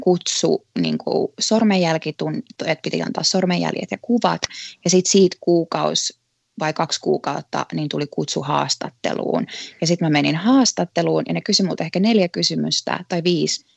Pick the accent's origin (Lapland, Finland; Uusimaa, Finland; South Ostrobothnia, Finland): Uusimaa, Finland; Helsinki; moved away as an adult; also born or lived in Tampere; now in United States; Mä oon Helsingistä kotosi, mutta mä olin opiskellut Tampereella ja sitten tota, mä jäin sinne töihin